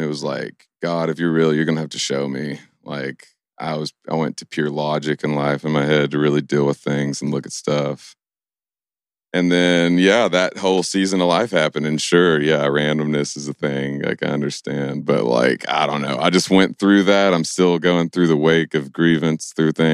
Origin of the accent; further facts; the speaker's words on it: Stanford, Kentucky, United States; moved away as an adult; also born or lived in Nashville; I grew up in Stanford, Kentucky